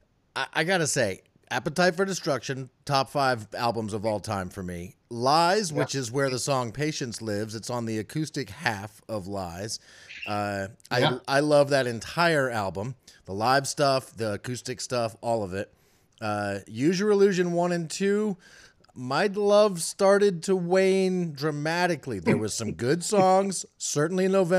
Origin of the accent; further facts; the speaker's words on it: Northern Virginia, United States; moved away as an adult; now in Charlottesville, United States; I grew up in the Northern Virginia area.